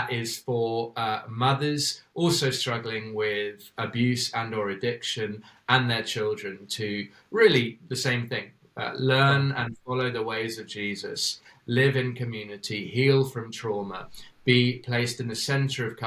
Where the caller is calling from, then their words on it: Cape Town, Western Cape, South Africa; Yeah, we're joining you from Manenberg, um